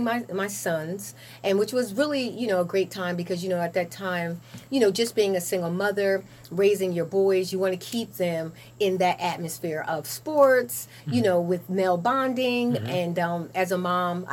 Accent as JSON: {"language": "English", "town": "Lawrence Township", "region": "New Jersey", "country": "United States", "tie": "born or raised there", "said": "I'm actually from Lawrence. Born and raised."}